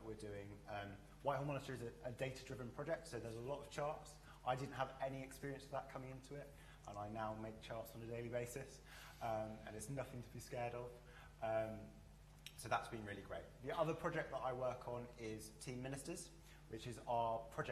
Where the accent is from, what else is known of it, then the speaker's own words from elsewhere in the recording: London, United Kingdom; also born or lived in Barbados / York; I was born in Barbados, but I spent most of my childhood in South London